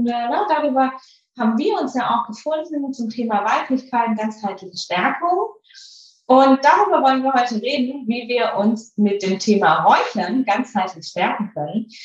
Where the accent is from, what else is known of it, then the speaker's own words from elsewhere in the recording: Baden-Württemberg, Germany; Ich bin ja ein totales Landei. Ich bin ja in einem winzigen Dorf groß geworden auf der Schwäbischen Alb.